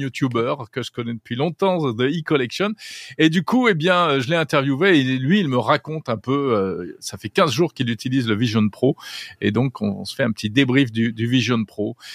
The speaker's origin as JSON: {"language": "French", "country": "France", "said": "chez nous en France"}